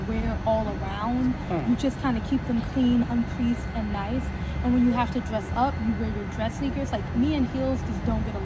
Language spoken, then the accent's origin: English; Nashville, Tennessee, United States; now in Seattle, United States; I was born in Nashville